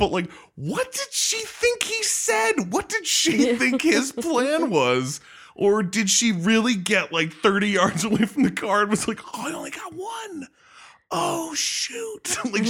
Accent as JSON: {"language": "English", "country": "France", "tie": "born or raised there", "moved": "yes", "lives_now": "California, United States", "said": "And we grew up in France and then moved to California."}